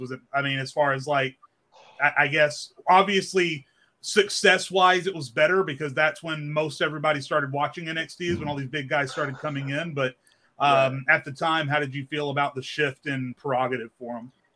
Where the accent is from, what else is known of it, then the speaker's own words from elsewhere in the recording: Arkansas, United States; I grew up in Arkansas